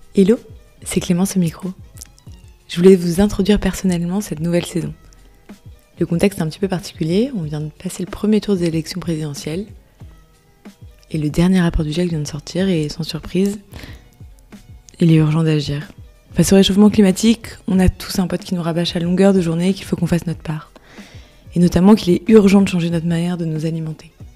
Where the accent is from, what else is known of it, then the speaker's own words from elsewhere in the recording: France; En tant que Français